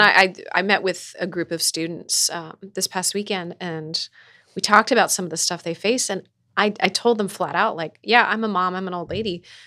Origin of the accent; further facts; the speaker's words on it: Gahanna, Ohio, United States; I grew up in Gahanna